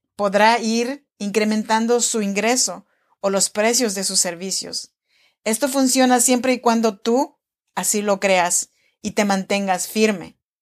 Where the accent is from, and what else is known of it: Chinantec region, Oaxaca, Mexico; born or raised there